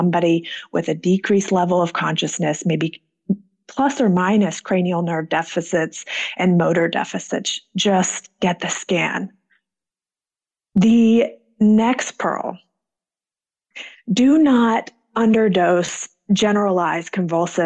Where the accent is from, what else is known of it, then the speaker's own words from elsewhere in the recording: Atlanta, Georgia, United States; I am from Atlanta, Georgia, and that's where I'm currently practicing